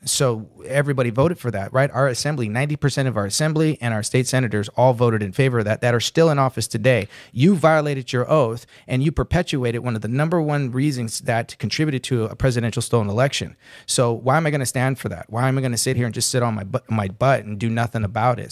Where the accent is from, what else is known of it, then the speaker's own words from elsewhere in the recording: Santa Ana, California, United States; I was born right here in California. I was ra-, I was born in Santa Ana. I was, uh, raised here.